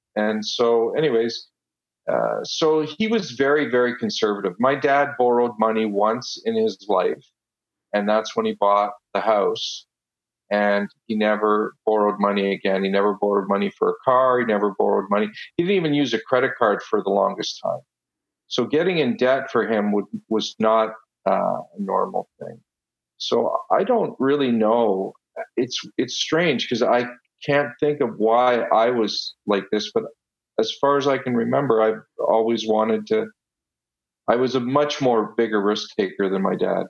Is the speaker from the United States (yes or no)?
no; Ottawa, Ontario, Canada; first language Italian; English is a second language; also born or lived in Italy; I was born in Italy, uh, and when I was six years old, we moved to Ottawa and I went. I didn't know a word of English, and I went straight to school